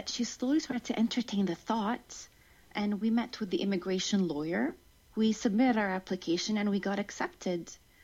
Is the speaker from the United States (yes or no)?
no; United Arab Emirates; I was born in the United Arab Emirates to a Jordanian family